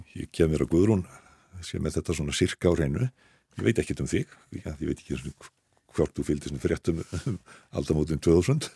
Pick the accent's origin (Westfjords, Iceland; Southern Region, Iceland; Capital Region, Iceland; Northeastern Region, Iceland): Capital Region, Iceland; Reykjavík; also born or lived in Skagafjörður (ancestry); ég er nú einfallega bara reykingur